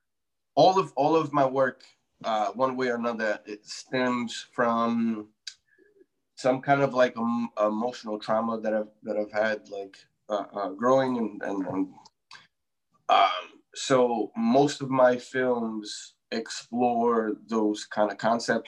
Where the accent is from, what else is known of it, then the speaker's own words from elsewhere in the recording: New York City, New York, United States; my hometown, the Bronx